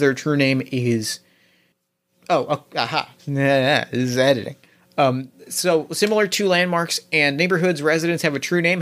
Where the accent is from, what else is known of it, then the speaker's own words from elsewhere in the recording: New Jersey, United States; I grew up in New Jersey.